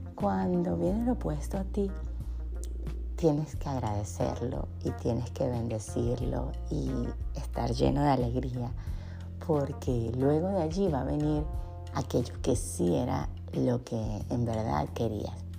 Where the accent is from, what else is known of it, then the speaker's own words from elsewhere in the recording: Punto Fijo, Falcón, Venezuela; punto fijo, que es donde yo nací en Venezuela